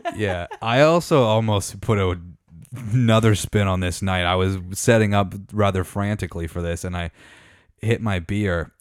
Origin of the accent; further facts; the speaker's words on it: Meaford, Ontario, Canada; growing up in Meaford